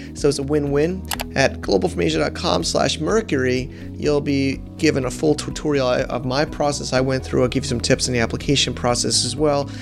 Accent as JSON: {"language": "English", "country": "United States", "said": "I'm an American"}